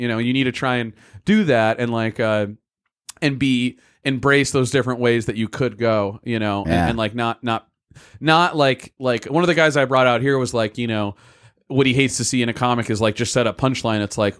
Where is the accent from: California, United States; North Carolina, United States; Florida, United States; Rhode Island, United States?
Rhode Island, United States; Block Island; I have some jokes where I'll say I grew up on Block Island, you know, I was, you know, one of eight kids in my grade